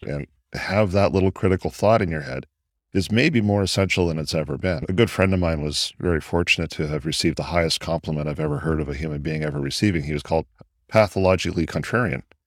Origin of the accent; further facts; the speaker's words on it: Canada; sitting here as a Canadian